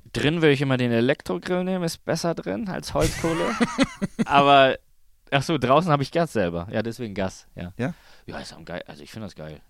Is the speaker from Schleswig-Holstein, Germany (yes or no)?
yes; Kiel, Schleswig-Holstein, Germany; in Kiel, meine Heimat